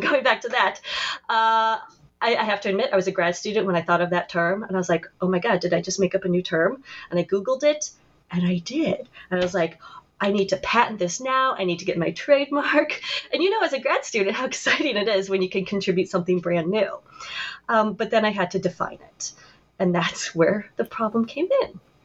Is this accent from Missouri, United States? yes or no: yes; St. Louis, Missouri, United States; moved away as an adult; also born or lived in Wellesley, Massachusetts; I was a white woman born in the suburbs of St. Louis